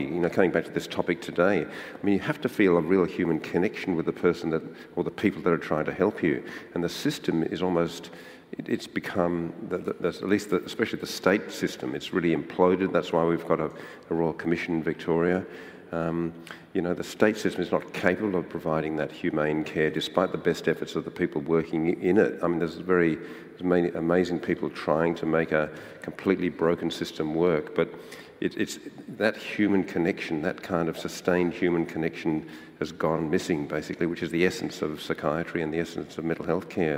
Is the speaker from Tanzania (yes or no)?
no; Ireland; now in Australia; I was born in Ireland